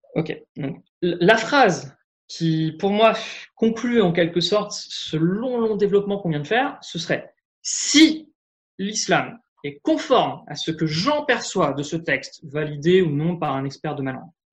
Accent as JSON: {"language": "French", "country": "France", "said": "en tant que Français euh, lambda"}